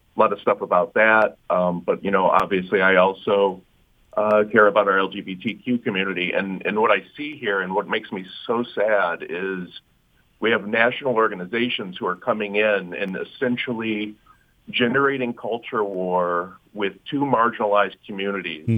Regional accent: Wyandotte, Michigan, United States; moved away as an adult; now in Dearborn, United States; I grew up in Wyandotte, but I've been in Dearborn for over 20 years now

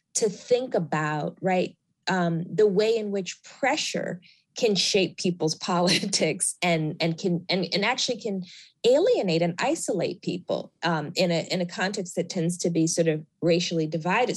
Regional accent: Alabama, United States; moved away; I was born in Alabama, and most of my family continues to live in Alabama

